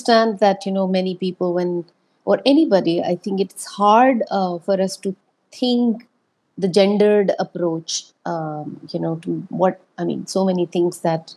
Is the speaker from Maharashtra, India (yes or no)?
no; Rajasthan, India; I was born in Rajasthan. I grew up in Rajasthan.